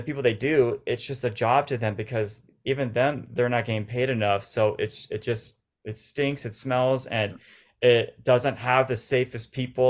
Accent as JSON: {"language": "English", "town": "Orange County", "region": "California", "country": "United States", "said": "Orange County. So it was like an hour and a half, but it's so different."}